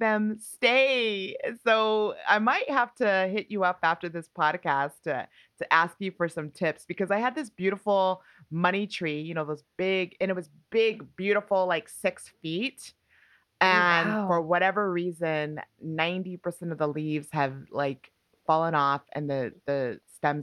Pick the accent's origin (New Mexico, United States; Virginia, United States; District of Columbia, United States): New Mexico, United States; moved away as an adult; also born or lived in Union City, California; I actually lived there when I moved from New Mexico when I left home at 18.